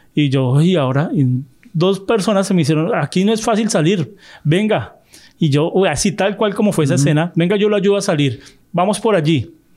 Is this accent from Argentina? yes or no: no; Colombia; accent: colombiano no paisa; yo soy de Colombia, nosotros no usamos la palabra güero